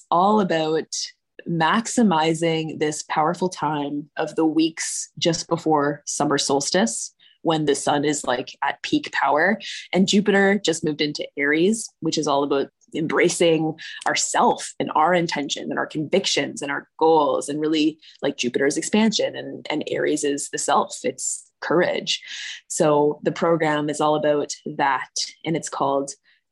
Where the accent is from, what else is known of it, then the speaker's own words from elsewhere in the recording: Brantford, Ontario, Canada; also born or lived in Toronto; I moved from Toronto to Brantford, which is where I grew up. So I'm living in the town that I grew up in now